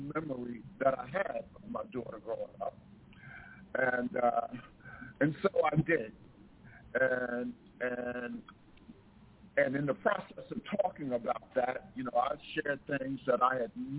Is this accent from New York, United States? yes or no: yes; New York, United States; moved away as an adult; also born or lived in Delaware; I'm from New York